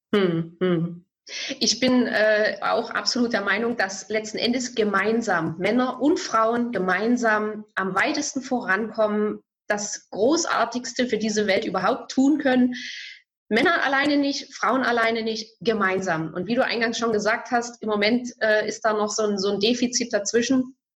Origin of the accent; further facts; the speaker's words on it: Bautzen, Saxony, Germany; ich komme aus Bautzen